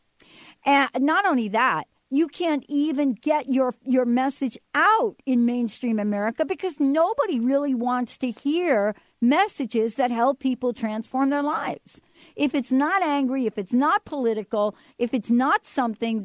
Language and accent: English; New York, United States; I grew up in New York with the hot dog stands